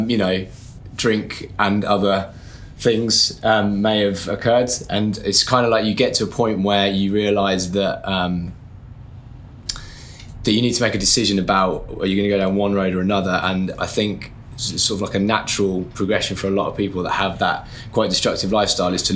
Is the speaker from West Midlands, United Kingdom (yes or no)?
yes; Birmingham, West Midlands, United Kingdom; moved away; So I'm from Birmingham. When I was there, I never went to uni or anything. I left school, started working straight away